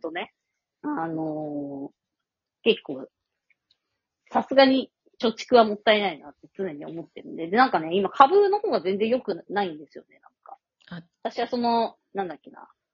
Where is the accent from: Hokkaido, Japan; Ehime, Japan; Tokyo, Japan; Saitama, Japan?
Tokyo, Japan; Nakano; うちの実家もさ、中野だった